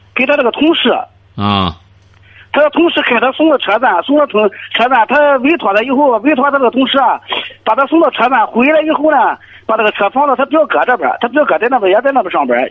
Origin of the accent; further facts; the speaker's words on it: Jinan, Shandong, China; 我在济南的